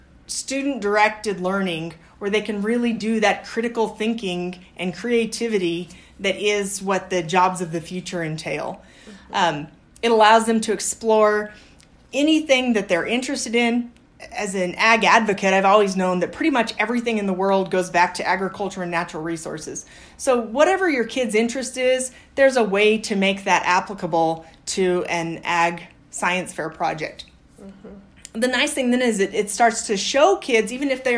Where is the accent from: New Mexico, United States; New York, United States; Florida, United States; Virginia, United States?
New Mexico, United States; Aztec; moved away as an adult; also born or lived in Colorado / Sulphur Springs, Texas; now in Las Cruces, United States; I grew up in Colorado and upstate New Mexico. I'm from Aztec